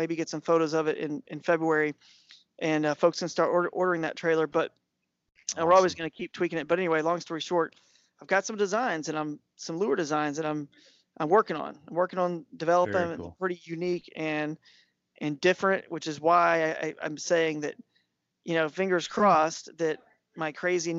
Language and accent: English; Atlanta, Georgia, United States; also born or lived in South Carolina / Tennessee / North Carolina; now in Charlotte area, North Carolina, United States; I grew up in Atlanta, but I've lived in South Carolina.